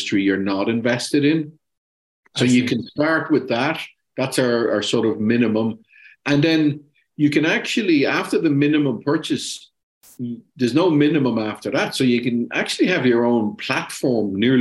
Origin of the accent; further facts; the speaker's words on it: Ireland; I'm Irish